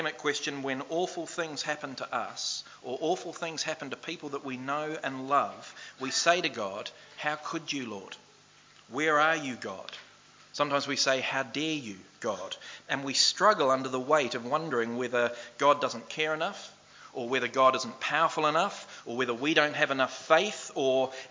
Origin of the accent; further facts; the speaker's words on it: New Zealand; moved away; also born or lived in Australia; I played Aussie League for the first time as a Kiwi over in Australia